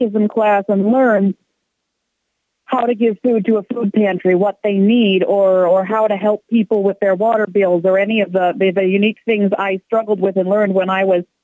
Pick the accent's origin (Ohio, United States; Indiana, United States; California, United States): Ohio, United States; Columbus; I grew up in Columbus, raised Catholic.